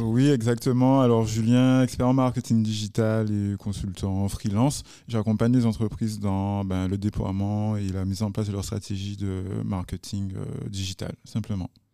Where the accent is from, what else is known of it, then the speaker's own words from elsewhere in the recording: Guadeloupe; chez nous en Guadeloupe